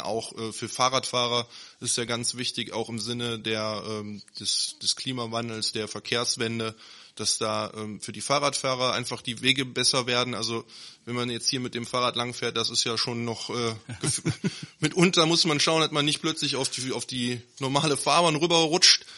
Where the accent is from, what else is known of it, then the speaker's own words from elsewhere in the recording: Neuss, North Rhine-Westphalia, Germany; aus Neuss, gebürtiger Neusser, äh, Nüsser Jung